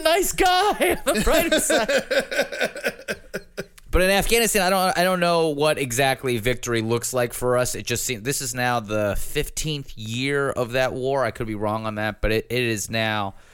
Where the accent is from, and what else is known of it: United States